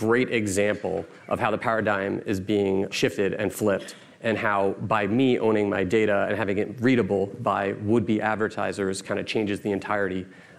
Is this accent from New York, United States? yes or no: yes; New York, United States; born and raised in New York, educated in New York, have run businesses in New York, continue to live here.